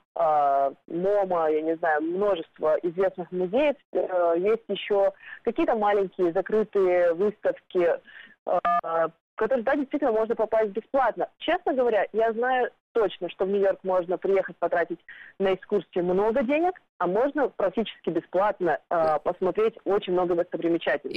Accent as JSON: {"language": "Russian", "region": "Primorsky Krai", "country": "Russia", "tie": "born or raised there", "moved": "yes", "lives_now": "New York, United States", "said": "я родом из Приморского края, и там у нас китайская еда — это как национальная еда"}